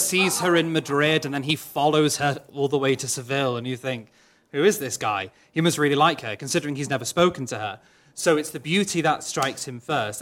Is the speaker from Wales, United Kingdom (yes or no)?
yes; Wales, United Kingdom; first language Welsh; English is a second language; Welsh is my mother tongue